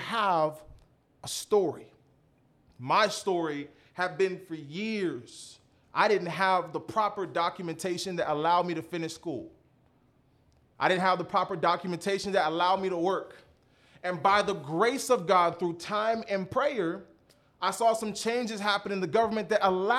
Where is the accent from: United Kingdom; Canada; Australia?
Canada; Mississauga, Ontario; now in United States; I was born in Mississauga, Ontario, Canada